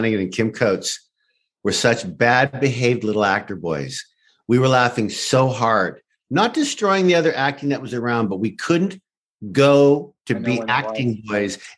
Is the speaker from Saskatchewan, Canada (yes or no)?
yes; Saskatchewan, Canada; moved away; I'm from Saskatchewan